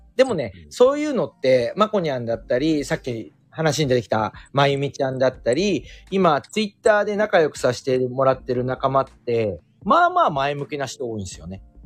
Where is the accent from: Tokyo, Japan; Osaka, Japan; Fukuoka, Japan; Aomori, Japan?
Tokyo, Japan; also born or lived in Ueno; 私地元浅草ですから